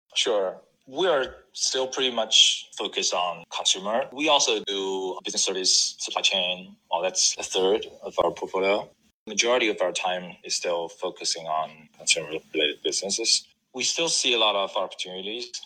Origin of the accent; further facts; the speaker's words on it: China; also born or lived in Shanghai, China; I grew up in China, went to college in Shanghai